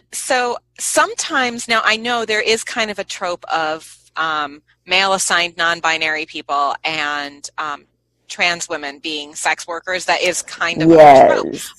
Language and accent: English; United States; I, as an American